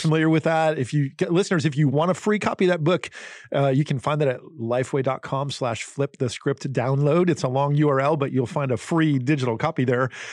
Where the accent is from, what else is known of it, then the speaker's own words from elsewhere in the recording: Northeast, United States; I grew up in the Northeast in New Jersey and Pennsylvania